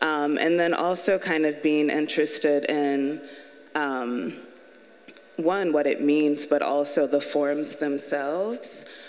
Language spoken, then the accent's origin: English; the South, United States; the fact that my mother is from Liberia, my father is from Kenya, and I was born and raised moving around in the South, influences the way that I think about space in my work